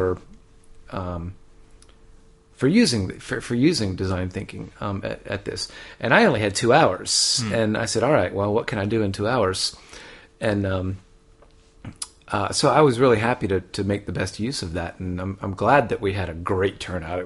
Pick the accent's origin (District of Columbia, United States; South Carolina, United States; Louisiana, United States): South Carolina, United States; Charleston; moved away as an adult; also born or lived in Japan; now in Melbourne, Australia; I'm from Charleston, South Carolina, and so I'm a son of the South